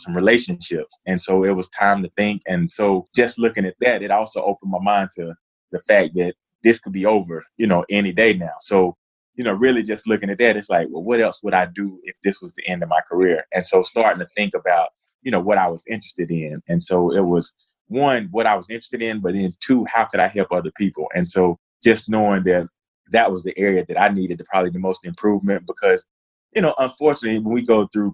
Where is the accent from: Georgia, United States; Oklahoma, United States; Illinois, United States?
Georgia, United States; Cartersville; moved away as an adult; I grew up in Northwest Georgia in a small town, Cartersville.